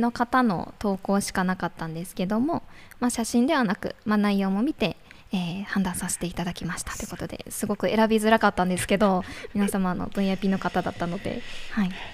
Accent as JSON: {"language": "Japanese", "region": "Iwate", "country": "Japan", "tie": "born or raised there", "moved": "yes", "said": "岩手県出身なのでちょっと岩手で育ってきた"}